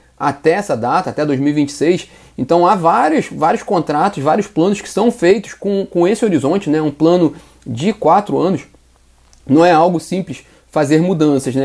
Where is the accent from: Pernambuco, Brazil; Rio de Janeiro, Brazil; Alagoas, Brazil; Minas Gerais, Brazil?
Rio de Janeiro, Brazil; Nova Friburgo; now in Rio de Janeiro, Brazil; Energisa Nova Friburgo, que é a minha terra natal